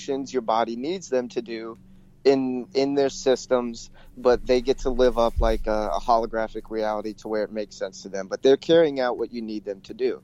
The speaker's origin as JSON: {"language": "English", "region": "Georgia", "country": "United States", "tie": "born or raised there", "said": "I grew up in Georgia"}